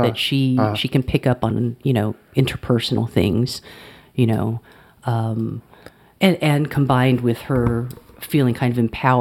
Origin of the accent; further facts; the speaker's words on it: Alabama, United States; moved away as an adult; also born or lived in Cambridge, Massachusetts; growing up in the South where people, like, if you're walking down the street, you make eye contact with people and you say hello.